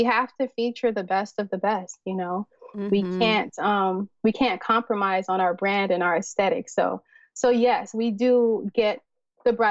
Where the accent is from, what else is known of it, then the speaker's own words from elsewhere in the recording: United States; a Nigerian woman, you know, born and raised here in America